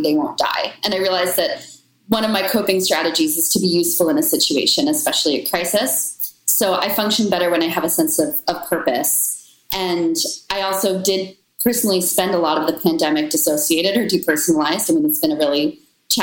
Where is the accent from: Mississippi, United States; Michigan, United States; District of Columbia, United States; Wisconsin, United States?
District of Columbia, United States; Washington; my hometown of DC